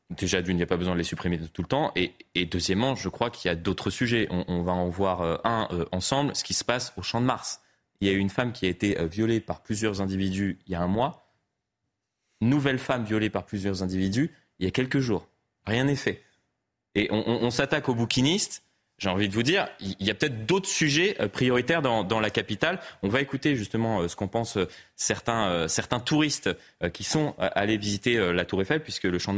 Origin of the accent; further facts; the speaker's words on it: Paris, Île-de-France, France; j'ai pris l'habitude, de, même ben, en grandissant à Paris, à regarder derrière moi